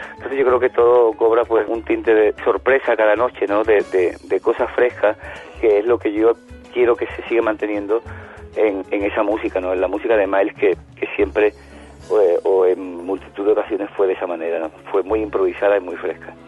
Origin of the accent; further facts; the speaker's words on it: Spain; yo que soy un músico español